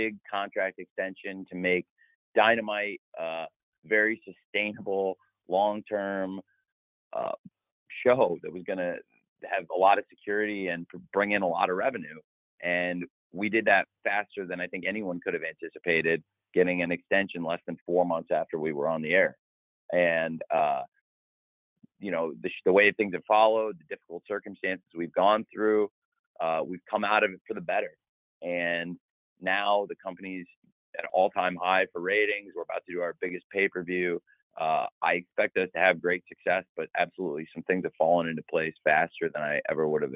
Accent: Illinois, United States; moved away; also born or lived in Florida; I'm back home where I grew up in Illinois this week, but I also have lived in Florida, and that's home to me too

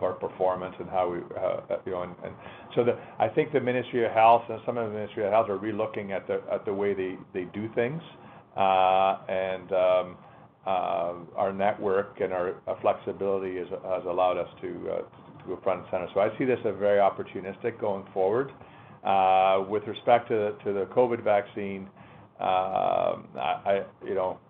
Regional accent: Canada; as a Canadian

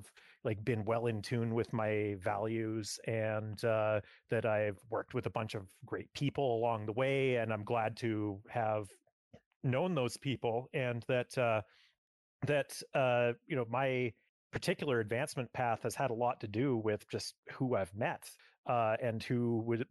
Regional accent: Edmonton, Alberta, Canada; moved away as an adult; now in Vancouver, Canada; I grew up in the Edmonton area

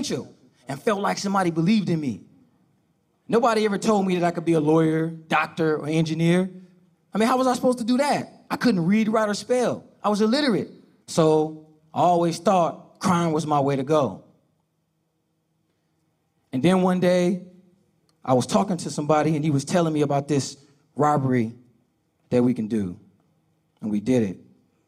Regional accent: Oakland, California, United States; I grew up in Oakland, California, with my mother

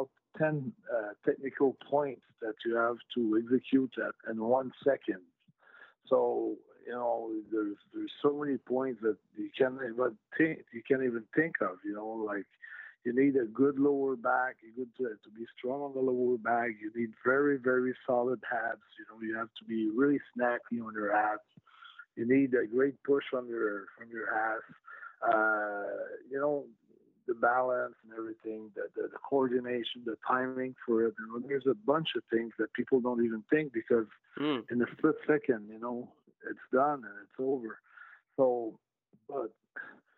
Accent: Canada; I'm French Canadian, sometimes I go on the, you know, English side of Canada

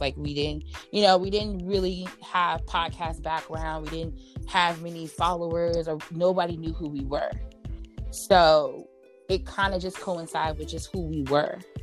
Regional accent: New York, United States; I'm from New York

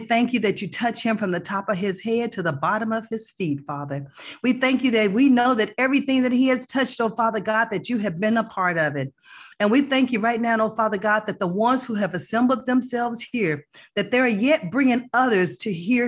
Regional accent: Texas, United States; also born or lived in Plano, Texas / Allen, Texas; I am from Texas too

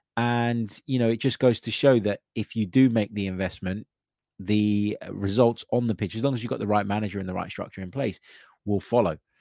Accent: London, United Kingdom; growing up in London

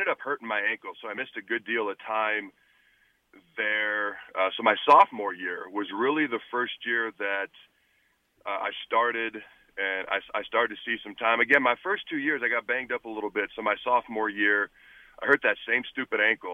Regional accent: Washington, United States; also born or lived in Hastings, Nebraska / Lincoln, Nebraska; I grew up in the state of Washington

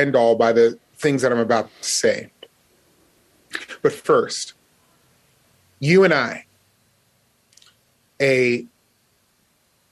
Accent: Las Vegas, Nevada, United States; Growing up in Las Vegas, we used to do fire drills

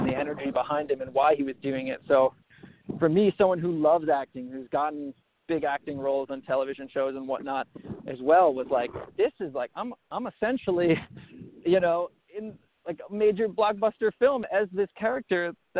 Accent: Long Island, New York, United States; moved away; I was on Long Island. I was a kid that never left my hometown.

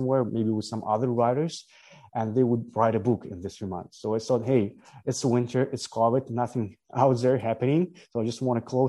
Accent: Ukraine; I'm originally from Ukraine

